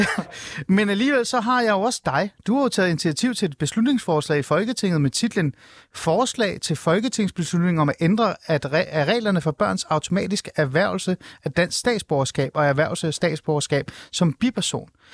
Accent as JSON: {"language": "Danish", "town": "Hornbæk", "region": "Capital Region of Denmark", "country": "Denmark", "said": "Jeg er faktisk fra en lille by i Nordsjælland. Jeg er fra Hornbæk"}